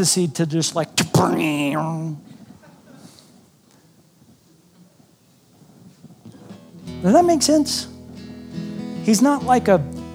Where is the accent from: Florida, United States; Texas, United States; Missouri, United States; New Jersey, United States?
Texas, United States; I grew up in Texas